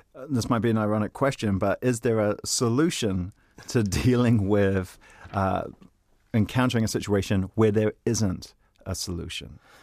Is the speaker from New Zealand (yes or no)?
yes; New Zealand; I'm a New Zealander